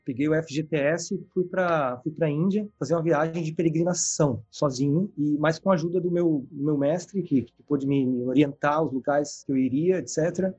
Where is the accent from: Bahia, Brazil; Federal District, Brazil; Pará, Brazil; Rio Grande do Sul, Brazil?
Rio Grande do Sul, Brazil; Caxias do Sul; moved away; no centro cultural lá da minha cidade movimento Hare Krishna